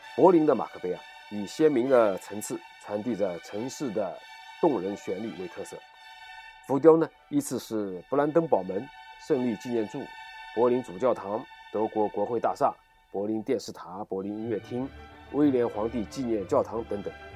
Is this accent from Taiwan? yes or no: no; China; 回到我们的故乡 在中国